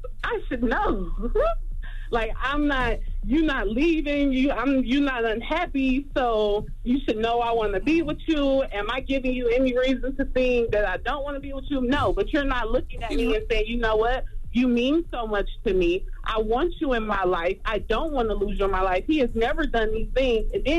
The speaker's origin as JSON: {"language": "English", "town": "Detroit", "region": "Michigan", "country": "United States", "said": "I'm from Detroit, so I'm a little messed up, too. You know, I done seen a lot."}